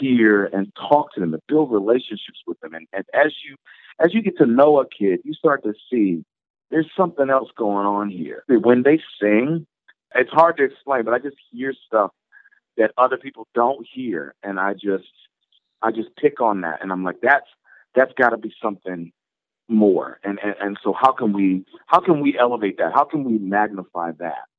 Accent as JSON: {"language": "English", "town": "Baltimore", "region": "Maryland", "country": "United States", "tie": "born or raised there", "said": "a community in Baltimore, my hometown"}